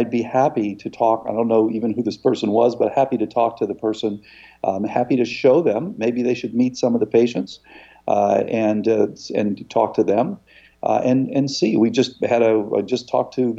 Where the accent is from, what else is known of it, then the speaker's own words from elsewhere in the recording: Florida, United States; I grew up in Florida, and I was in a surf club.